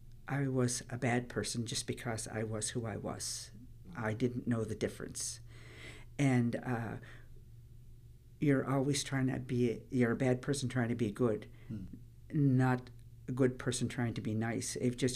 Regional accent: Lennox Island, Prince Edward Island, Canada; I'm originally from Lennox Island. I was born there.

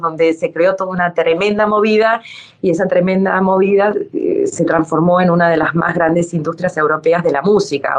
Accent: Dominican Republic; moved away; also born or lived in Argentina / Ecuador / Italy; soy argentina o porque viví en Ecuador o porque crecí en la República Dominicana

